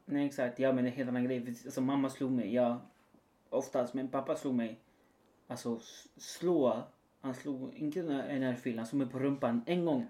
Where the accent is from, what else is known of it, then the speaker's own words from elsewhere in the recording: near Valparaíso, Chile; now in Sweden; När jag var liten i alla fall. Utanför Valparaiso där jag kommer ifrån. Chile.